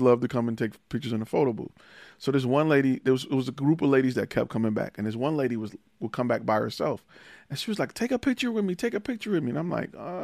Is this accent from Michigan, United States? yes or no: yes; Detroit, Michigan, United States; moved away; also born or lived in Atlanta; I'm from Detroit